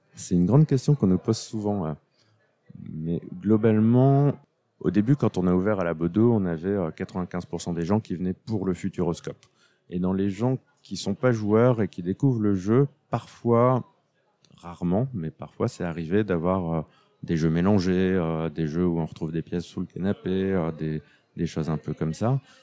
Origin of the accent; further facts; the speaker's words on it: France; Je suis français avant tout